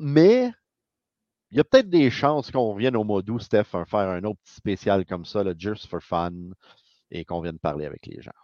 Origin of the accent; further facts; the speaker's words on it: Montreal, Quebec, Canada; on vient de Montréal